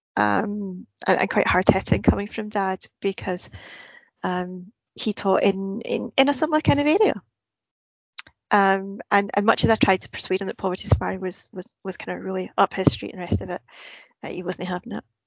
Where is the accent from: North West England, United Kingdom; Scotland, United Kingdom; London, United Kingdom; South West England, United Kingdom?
Scotland, United Kingdom; Glasgow; growing up in Glasgow